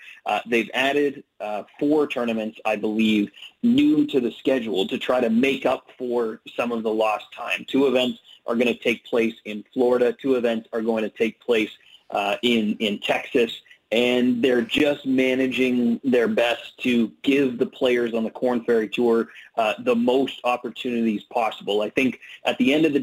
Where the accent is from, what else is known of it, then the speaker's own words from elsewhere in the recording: Canada; also born or lived in Ottawa, Ontario; I am Canadian and I live in Canada. I live in Ottawa, Ontario, the capital of Canada.